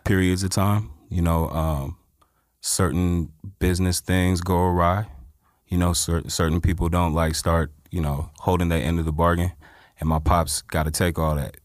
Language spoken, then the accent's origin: English; Inland Empire, California, United States; also born or lived in Los Angeles; I was born in Los Angeles, but I was raised in the Inland Empire.